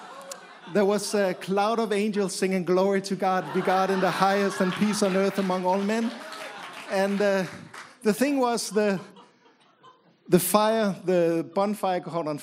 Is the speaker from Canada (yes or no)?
no; Copenhagen, Capital Region of Denmark, Denmark; My wife and I grew up in Copenhagen